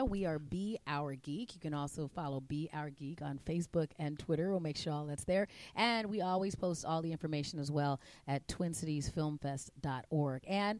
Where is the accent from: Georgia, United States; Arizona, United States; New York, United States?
Arizona, United States; now in Minneapolis, United States; I grew up in Arizona